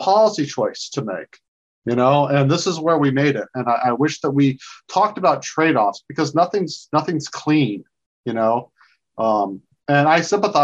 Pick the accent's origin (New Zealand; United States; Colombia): United States; South Georgia; moved away as an adult; now in Washington, D.C., United States; I grew up in South Georgia